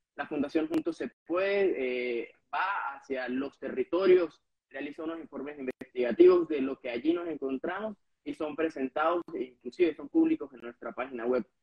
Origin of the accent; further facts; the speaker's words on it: Venezuela; moved away; todos los venezolanos